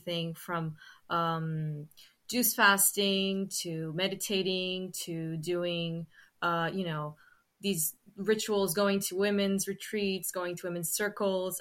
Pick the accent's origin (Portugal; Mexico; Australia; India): Portugal; Sintra, Lisbon; I've always lived in Sintra